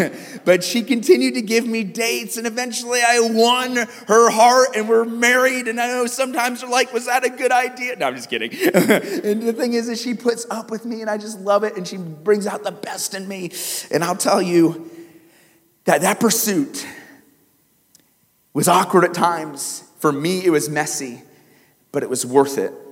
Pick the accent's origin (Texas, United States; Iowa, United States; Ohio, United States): Iowa, United States; moved away; when I grew up in Iowa, there were streetlights everywhere